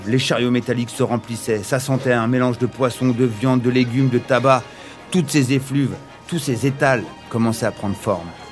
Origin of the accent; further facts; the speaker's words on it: Paris region, Île-de-France, France; Je viens de la région parisienne